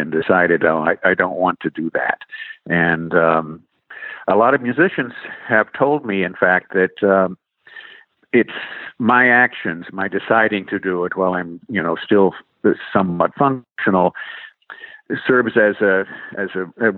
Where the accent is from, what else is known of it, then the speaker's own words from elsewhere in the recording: Indiana, United States; we moved about a year and a half later to another part of Indiana, my home state